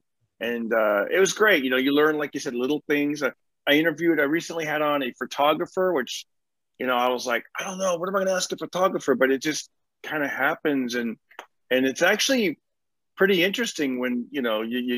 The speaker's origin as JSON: {"language": "English", "town": "Fresno", "region": "California", "country": "United States", "tie": "born or raised there", "said": "So I grew up in California. I grew up in Fresno"}